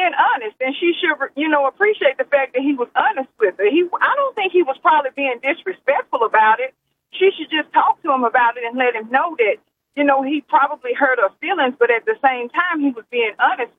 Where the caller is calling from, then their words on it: Arkansas, United States; calling from Arkansas.